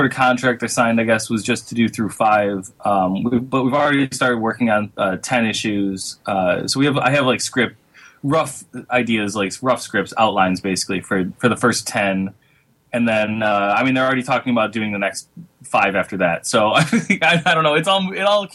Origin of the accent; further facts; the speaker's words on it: Michigan, United States; moved away; I'm from Michigan